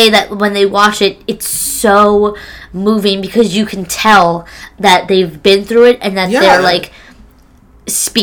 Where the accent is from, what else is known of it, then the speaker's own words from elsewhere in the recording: Arizona, United States; I grew up in Arizona.